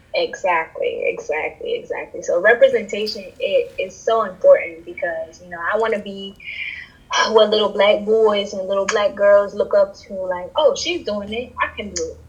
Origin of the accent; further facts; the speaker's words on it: New York City, New York, United States; I'm born in the Bronx. I was raised in the Bronx. I have origins from Trinidad